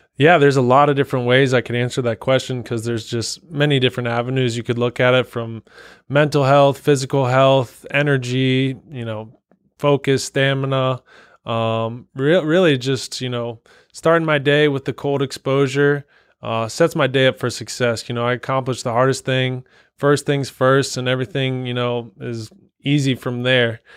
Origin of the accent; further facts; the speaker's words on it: Cincinnati, Ohio, United States; also born or lived in Columbus, Ohio; I was born and raised Cincinnati, went to Moeller High School